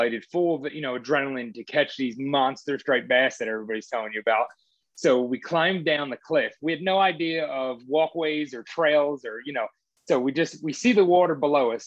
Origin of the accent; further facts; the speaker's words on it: New Jersey, United States; growing up in New Jersey